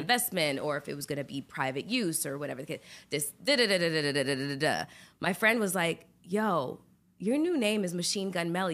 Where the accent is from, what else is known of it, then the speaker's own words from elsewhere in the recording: Canada; I'm Canadian